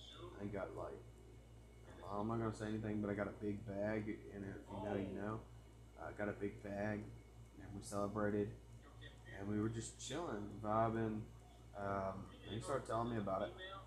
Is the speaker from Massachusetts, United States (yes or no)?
no; Crandall, Texas, United States; I mean, I live in Crandall. That's like my hometown.